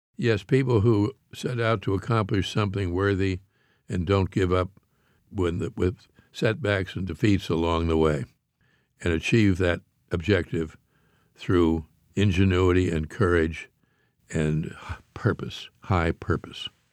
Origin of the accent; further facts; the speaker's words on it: Pittsburgh, Pennsylvania, United States; I grew up in Pittsburgh, Pennsylvania, which has more bridges even than Paris